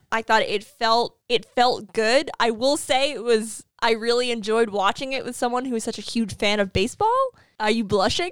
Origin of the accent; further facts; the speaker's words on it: New England, United States; as a New Englander, as someone who was born and raised in New England